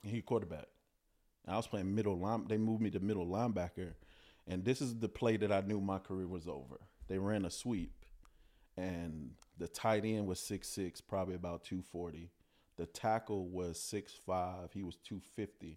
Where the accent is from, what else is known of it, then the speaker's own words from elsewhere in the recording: Chicago, Illinois, United States; growing up in Chicago, I was born in the Cabrini Greenhousing Projects